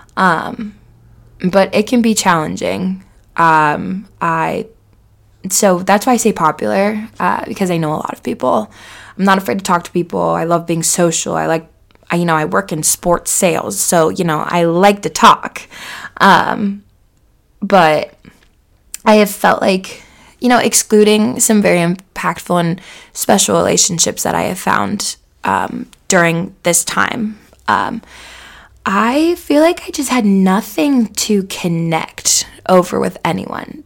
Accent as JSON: {"language": "English", "town": "Cincinnati", "region": "Ohio", "country": "United States", "tie": "born or raised there", "said": "I grew up in Cincinnati for 24 years"}